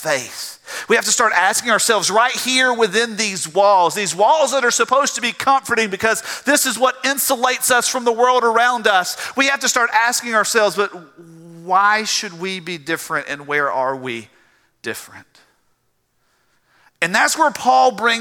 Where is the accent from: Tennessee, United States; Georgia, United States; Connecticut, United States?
Georgia, United States; South; accent: South Georgia; moved away as an adult; now in South Carolina, United States; I can't get the South Georgia out of my voice